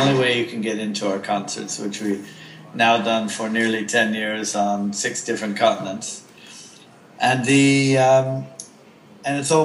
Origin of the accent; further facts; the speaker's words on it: United States; now in London, United Kingdom; I'm American by birth